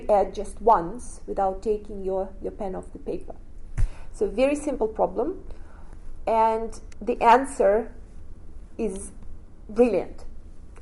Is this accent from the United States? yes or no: no; Russia; moved away as an adult; And then I grew up in Russia